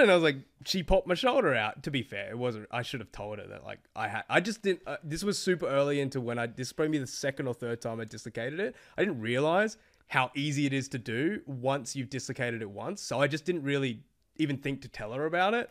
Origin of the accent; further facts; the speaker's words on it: Australia; I'm this Australian Asian dude